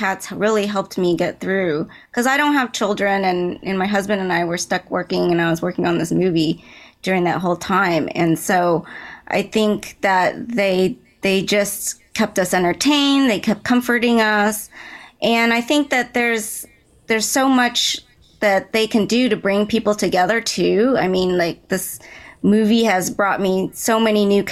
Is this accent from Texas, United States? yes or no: yes; Dallas, Texas, United States; I grew up in Dallas, Texas